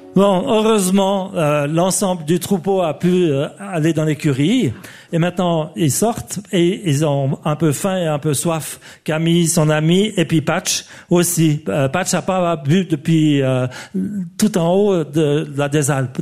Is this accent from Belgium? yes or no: no; Switzerland; je suis suisse